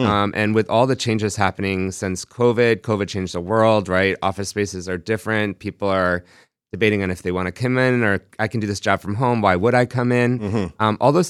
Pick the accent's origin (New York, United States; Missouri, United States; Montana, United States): New York, United States; They also grew up where I grew up in New York